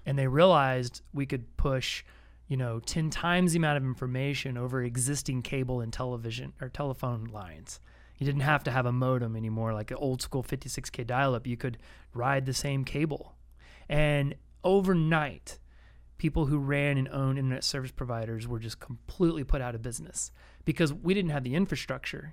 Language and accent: English; Austin, Texas, United States; growing up as a kid in Austin, you know, in the, uh, early eighties